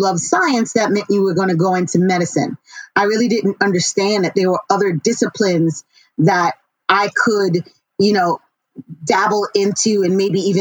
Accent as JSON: {"language": "English", "town": "New York City", "region": "New York", "country": "United States", "tie": "born or raised there", "said": "I grew up in Queens, New York, and I'm a child of immigrants."}